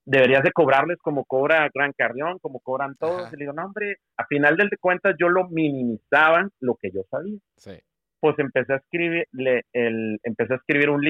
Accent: Monterrey, Nuevo León, Mexico; moved away as an adult; Me vine en el 2003 de Monterrey, Texas de Monterrey

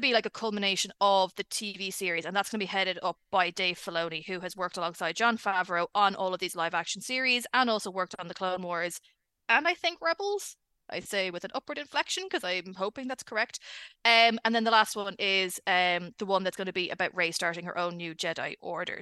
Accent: Ireland; accent: Irish; I'm Irish.

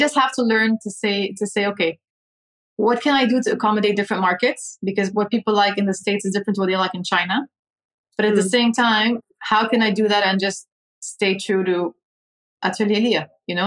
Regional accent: Dubai, United Arab Emirates; also born or lived in London, United Kingdom / Lebanon; now in Abu Dhabi, United Arab Emirates; And I grew up in Dubai. So I moved to Abu Dhabi only 9 years ago. Before that, I had lived my whole life in Dubai

